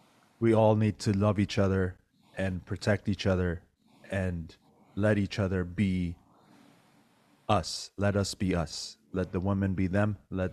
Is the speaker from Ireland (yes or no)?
no; Iran; But today I need to bring more attention to what's happening in my home country, in Iran right now.